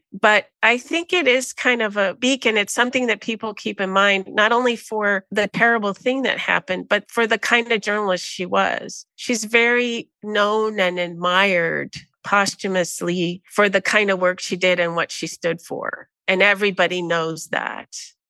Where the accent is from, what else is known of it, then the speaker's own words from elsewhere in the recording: United States; people could pretty much can see I was probably American.